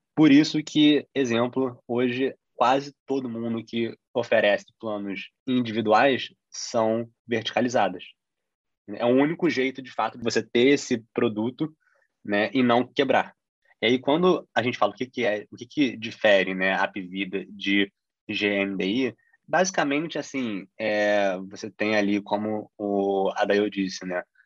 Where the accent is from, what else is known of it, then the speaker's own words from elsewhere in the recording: Brazil; a gente como brasileiro